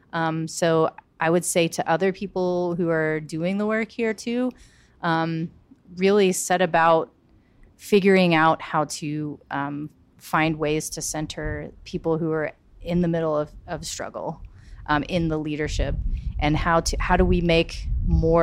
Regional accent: Charleston, South Carolina, United States; being from South Carolina and being from Charleston

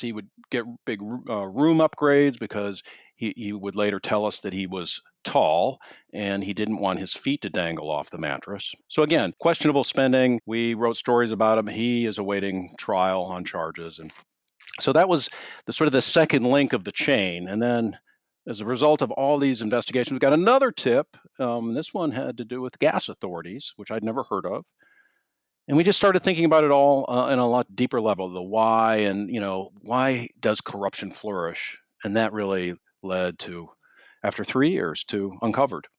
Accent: Minneapolis, Minnesota, United States; moved away; I grew up in Minneapolis

